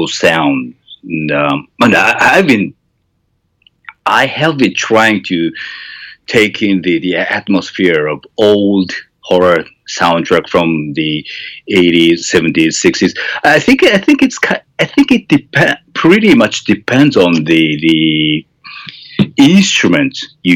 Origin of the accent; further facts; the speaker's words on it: Japan; first language Japanese; English is a second language; Japanese because it's my mother tongue